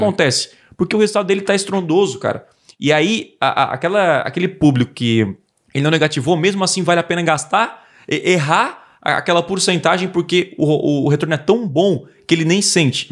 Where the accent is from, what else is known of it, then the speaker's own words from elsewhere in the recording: south of Santa Catarina, Brazil; eu sou aqui do sul de Santa Catarina